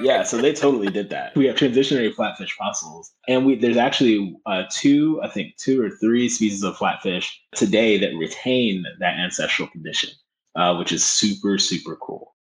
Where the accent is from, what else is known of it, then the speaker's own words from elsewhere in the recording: Philadelphia, Pennsylvania, United States; i grew up in North Philadelphia